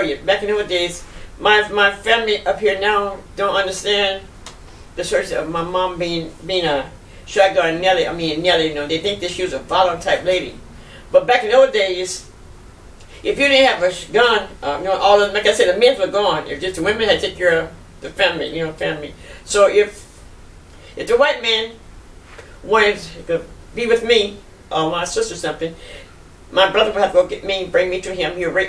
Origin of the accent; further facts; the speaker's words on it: Biloxi, Mississippi, United States; born there; But I was born in Biloxi on Nixon Street, 763 Nixon Street.